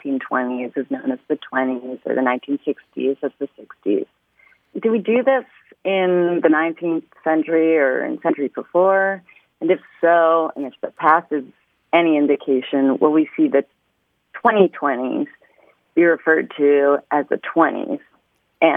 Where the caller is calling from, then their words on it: Los Angeles, California, United States; I'm calling from Los Angeles, California.